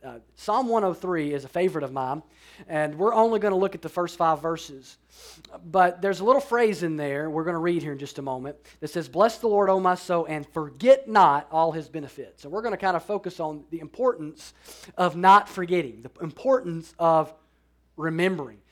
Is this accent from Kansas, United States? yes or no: no; Alabama, United States; I'm from Alabama